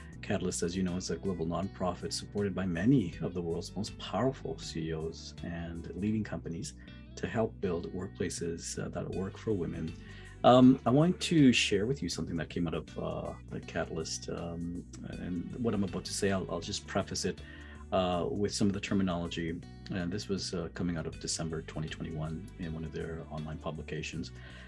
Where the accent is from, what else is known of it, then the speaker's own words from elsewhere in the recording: Toronto, Ontario, Canada; growing up in Toronto, having friends in Vancouver and Montreal and, you know, across different parts of the country.